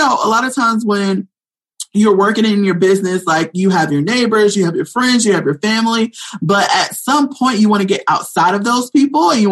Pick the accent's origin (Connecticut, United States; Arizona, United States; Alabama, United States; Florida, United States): Florida, United States; now in North Carolina, United States; I'm originally from Florida, and, I live here in North Carolina as well